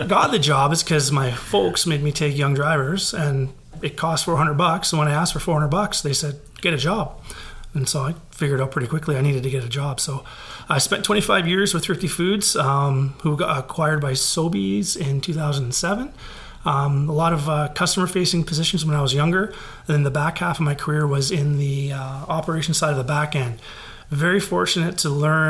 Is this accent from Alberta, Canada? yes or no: no; Victoria, British Columbia, Canada; I'm born and raised in Victoria, Down Island